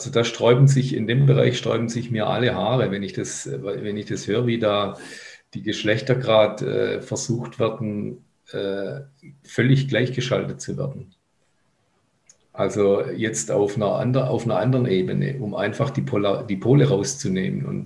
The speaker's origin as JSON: {"language": "German", "town": "Cologne", "region": "North Rhine-Westphalia", "country": "Germany", "tie": "born or raised there", "said": "Ja, in meiner alten Heimat"}